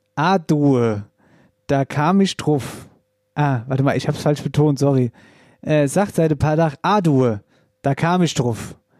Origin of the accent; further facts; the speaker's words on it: Wetterau, Hesse, Germany; bei uns in der Wetterau